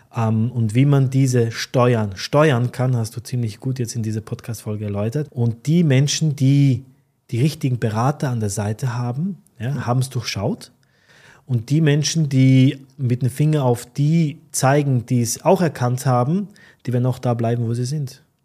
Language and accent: German; Austria; now in Dubai, United Arab Emirates; Als Österreicher